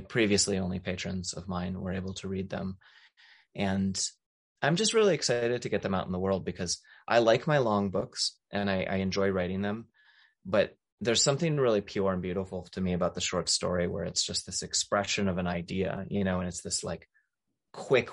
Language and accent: English; Maryland, United States; now in Appalachia, United States; I grew up in Maryland, not in the mountains, but close to the mountains.